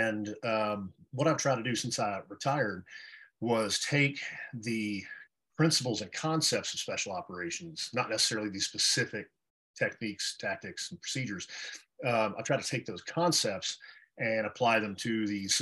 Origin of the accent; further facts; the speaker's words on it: Texas, United States; moved away as an adult; I was born and raised in Texas